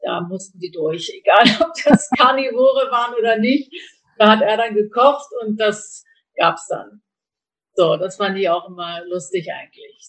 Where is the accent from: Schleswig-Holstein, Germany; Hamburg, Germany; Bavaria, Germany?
Schleswig-Holstein, Germany; Kiel; also born or lived in Mainz; bin in Kiel aufgewachsen